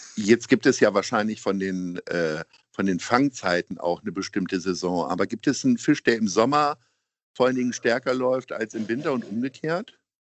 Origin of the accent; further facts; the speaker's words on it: Hanover, Lower Saxony, Germany; now in Hamburg, Germany; Ich komme ja selber aus Hannover